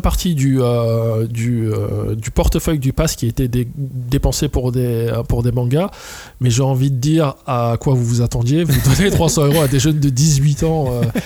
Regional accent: Trappes, Île-de-France, France; la ville d'où je viens, de Trappes, donc dans les Yvelines

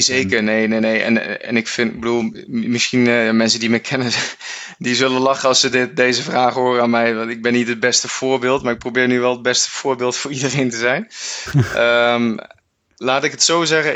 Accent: Netherlands

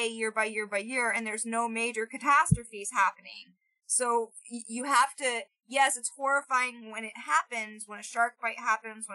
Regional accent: Florida, United States; growing up in Florida

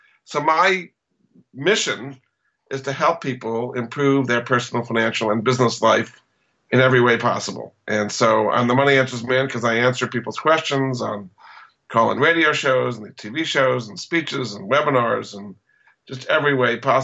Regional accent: New England, United States; I grew up in New England

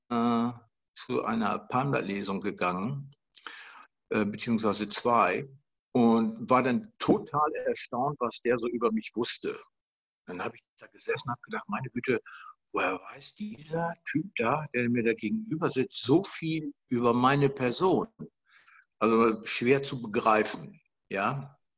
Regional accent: Germany; ich komme aus Deutschland und bin in Deutschland über 30 Jahre lang Unternehmer gewesen

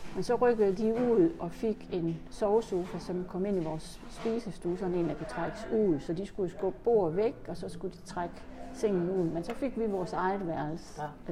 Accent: Horsens, Central Denmark Region, Denmark; jeg er født på Sønderbogade nummer 50 i Horsens.

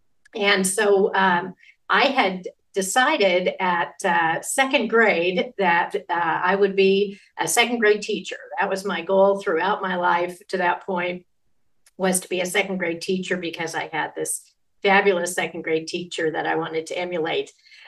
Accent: Sacramento, California, United States; I grew up in Northern California, born in Sacramento, moved around Northern California, and ultimately graduated from high school in Sacramento.

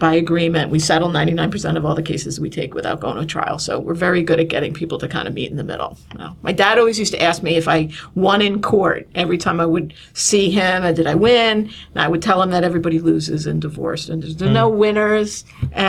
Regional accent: Somerset County, New Jersey, United States; moved away as an adult; also born or lived in Baltimore; I grew up in Jersey, though, in Somerset County, big family

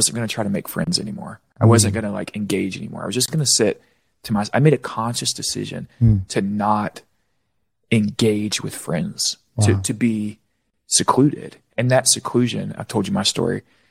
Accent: Florida, United States; I grew up in Florida. We swam nonstop.

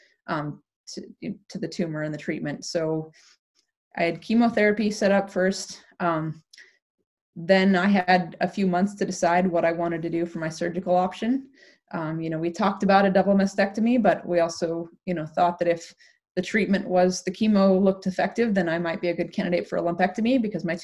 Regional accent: Anchorage, Alaska, United States; moved away as an adult; now in Canada; I was fortunate growing up in Anchorage, Alaska

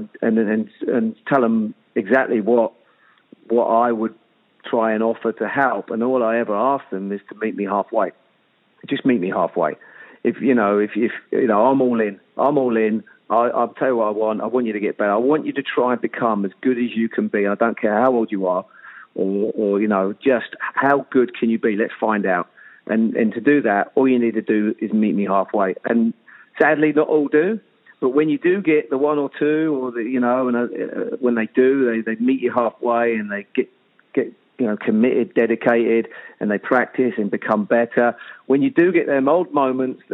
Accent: England, United Kingdom; I'm English

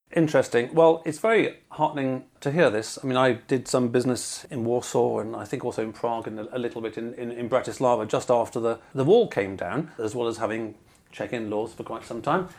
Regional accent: England, United Kingdom; being English

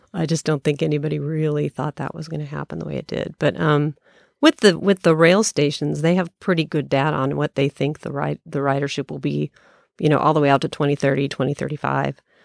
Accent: Colorado, United States; moved away as an adult; also born or lived in Kansas; I was from Colorado originally

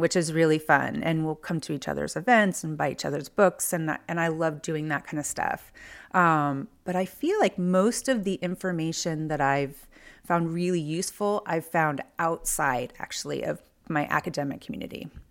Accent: near San Francisco, Bay Area, California, United States; moved away as an adult; also born or lived in Chicago / Los Angeles; now in Philadelphia, United States; I grew up near San Francisco

